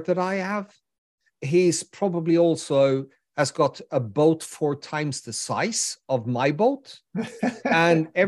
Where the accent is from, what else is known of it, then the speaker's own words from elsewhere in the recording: Gothenburg, Västra Götaland, Sweden; my hometown, which is Gothenburg